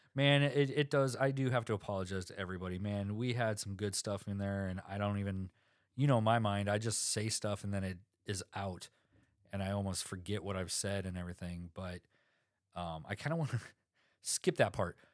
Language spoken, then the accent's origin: English; South Dakota, United States; I'm from South Dakota